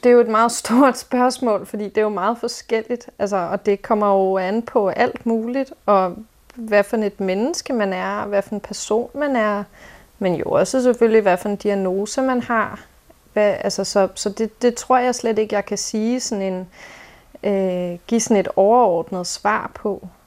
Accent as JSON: {"language": "Danish", "town": "Copenhagen", "region": "Capital Region of Denmark", "country": "Denmark", "tie": "born or raised there", "also_born_or_lived": "Nørrebro, Copenhagen", "said": "Jeg er opvokset i Indre By i lejlighed"}